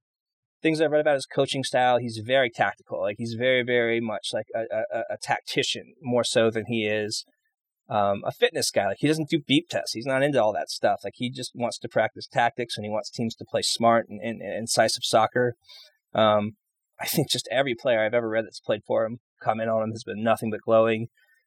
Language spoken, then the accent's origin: English; Canada; I could, like, also being Canadian, I think that has a lot to do with maybe Vancouver's interest in him